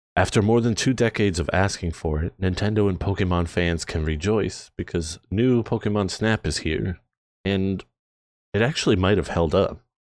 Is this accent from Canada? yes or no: yes; Canada; We are from Canada. I'm proud to be Canadian